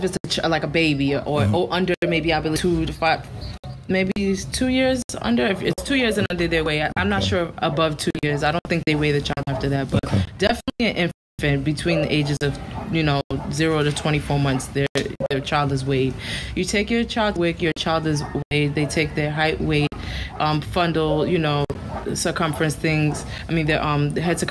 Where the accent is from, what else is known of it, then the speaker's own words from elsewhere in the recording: New York City, New York, United States; moved away as an adult; also born or lived in Miami, Florida; now in Puerto Rico; I'm originally from the Bronx, New York. I moved down to Miami from the Bronx a few years ago